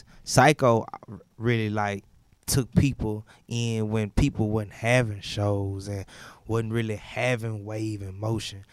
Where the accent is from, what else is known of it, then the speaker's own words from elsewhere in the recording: Houston, Texas, United States; I'm from Homestead. I'm from Houston